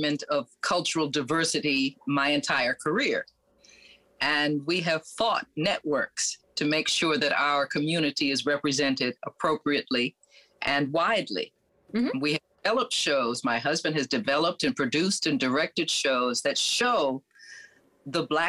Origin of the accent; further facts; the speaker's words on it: New York, United States; I grew up in New York among an international world